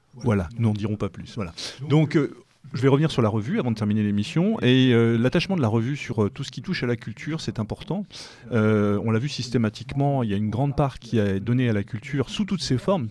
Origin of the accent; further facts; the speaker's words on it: France; en tant que Français, en tout cas Européens de l'Ouest